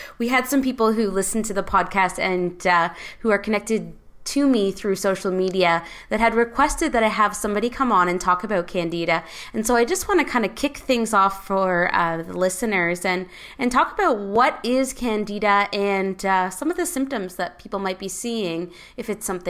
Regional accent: Teeswater, Ontario, Canada; I'm from Teeswater, but I used to work at the Wingham Gym there.

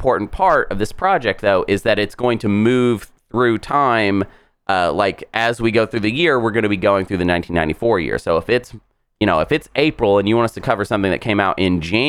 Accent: United States; We're from America.

